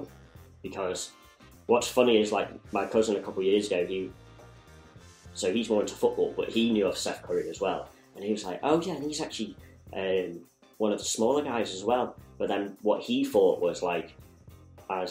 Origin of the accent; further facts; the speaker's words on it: Chester, North West England, United Kingdom; moved away; I'm from Chester originally